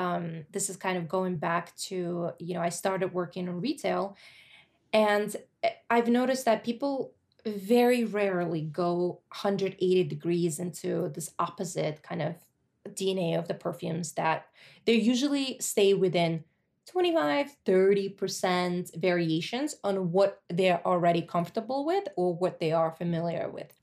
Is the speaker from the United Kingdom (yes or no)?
no; Russia; moved away; when I was growing up in the eighties and, like, early nineties